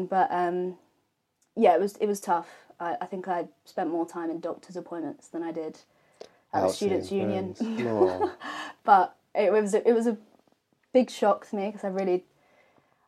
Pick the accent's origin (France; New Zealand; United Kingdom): United Kingdom; Epsom, South East England; Epsom born and bred.